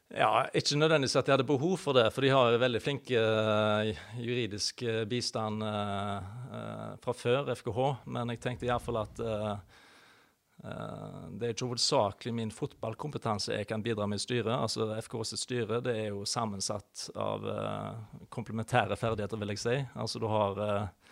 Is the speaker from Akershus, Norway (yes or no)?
no; Haugesund, Rogaland, Norway; moved away as an adult; Født og oppvokst i Haugesund